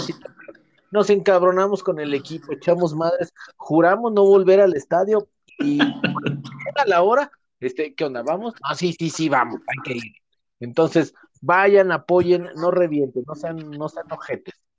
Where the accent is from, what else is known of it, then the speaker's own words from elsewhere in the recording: Mexico; como mexicano